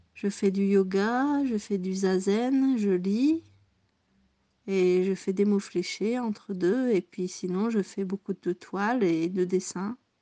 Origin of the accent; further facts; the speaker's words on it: near Lille, Hauts-de-France, France; accent: Ch'timi; moved away as an adult; also born or lived in southern Belgium; now in Burgundy, France; je suis née en Belgique de deux parents français, dans le sud de la Belgique, à la frontière belge.